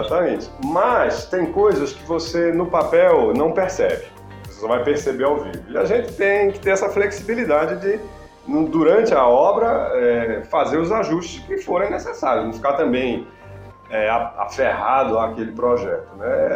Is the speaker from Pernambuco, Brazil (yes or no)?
yes; Recife, Pernambuco, Brazil; moved away as an adult; also born or lived in Brasília; now in São Paulo, Brazil; eu sou pernambucano e de Recife